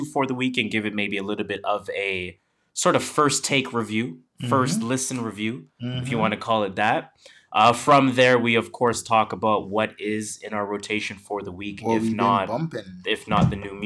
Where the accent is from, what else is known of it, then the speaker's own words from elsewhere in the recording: Canada; we're Canadian.